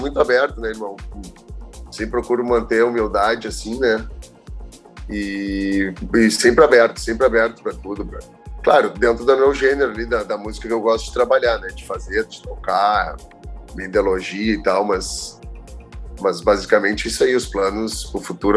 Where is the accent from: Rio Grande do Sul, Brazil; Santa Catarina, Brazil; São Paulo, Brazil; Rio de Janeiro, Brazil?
Rio Grande do Sul, Brazil; Porto Alegre; now in Florianópolis, Brazil; Eu sou gaúcho, natural de Porto Alegre. Vim morar em Floripa por causa do surf